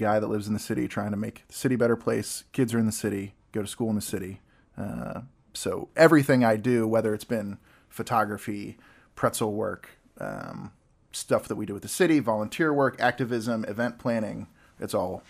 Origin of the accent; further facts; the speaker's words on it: North Augusta, South Carolina, United States; I was born in Augusta, Georgia. We actually lived in North Augusta, South Carolina, which is just over the border.